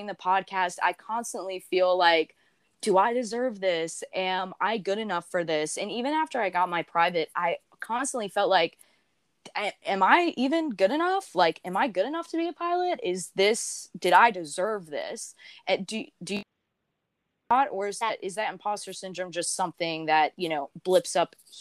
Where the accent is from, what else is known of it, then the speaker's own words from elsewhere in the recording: the South, United States; I grew up in the South